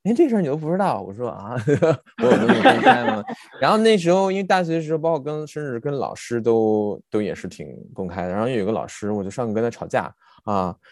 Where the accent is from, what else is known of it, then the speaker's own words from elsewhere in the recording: on the border with Shandong, Jiangsu, China; moved away as an adult; now in Berlin, Germany; 我老家在江苏，所以跟我们呃我在江苏跟山东的交界的地方